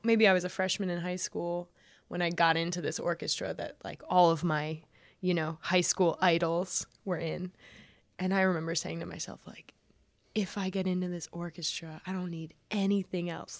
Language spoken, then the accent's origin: English; New York, United States; I grew up in New York